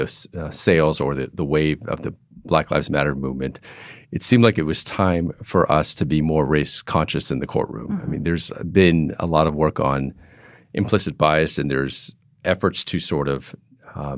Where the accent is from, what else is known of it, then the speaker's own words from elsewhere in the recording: Pittsburgh, Boston, East Coast, United States; moved away as an adult; also born or lived in New York / California; now in San Francisco, United States; I grew up on the East Coast, in Pittsburgh, Boston